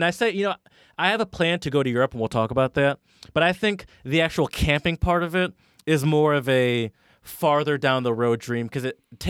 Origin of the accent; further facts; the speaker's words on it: Michigan, United States; you know, I grew up mostly in Michigan